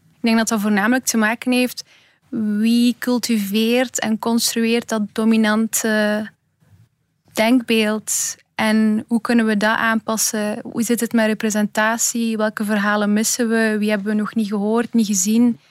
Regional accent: Belgium; born or raised there

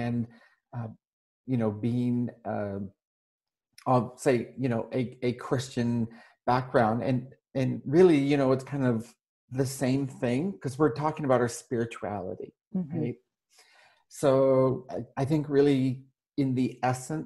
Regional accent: Canada; moved away as an adult; all that remains of my residence in my home country of Canada. I'm traveling and living under a Canadian passport

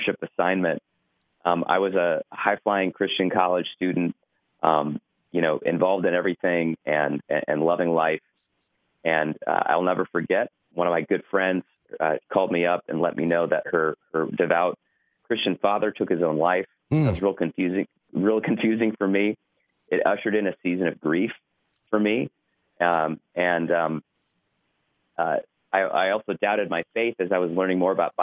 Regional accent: Ohio, United States; moved away as an adult; also born or lived in Chicago, Illinois; I grew up in Ohio

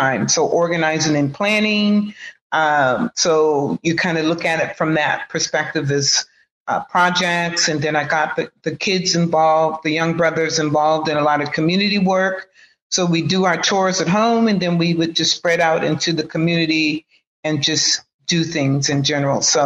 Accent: Oakland, California, United States; also born or lived in Houston, Texas; I've grown up, even though I'm an implant here from Houston, Texas, but I've been in Oakland pretty much all my life. At the age of 2, I was imported here

